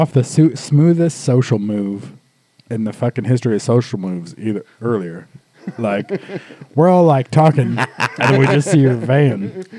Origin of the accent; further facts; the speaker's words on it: Petersburg, United States; also born or lived in North Dakota; We're from Petersburg